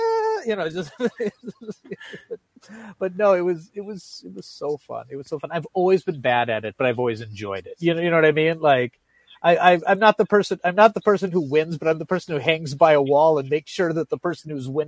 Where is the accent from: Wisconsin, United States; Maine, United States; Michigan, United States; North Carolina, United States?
Wisconsin, United States; We're from Wisconsin, so maybe even